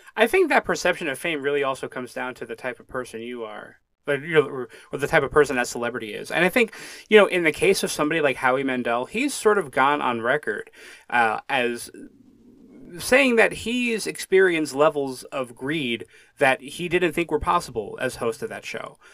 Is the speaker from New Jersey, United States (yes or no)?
no; Connecticut, United States; moved away as an adult; now in Pennsylvania, United States; I grew up in Connecticut, uh, for most of my life. I lived in Pennsylvania now for about five or six years